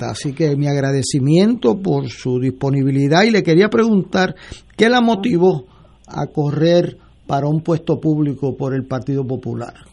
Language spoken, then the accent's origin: Spanish; Puerto Rico; mi agradecimiento como puertorriqueño por estar dispuesta al servicio público electivo.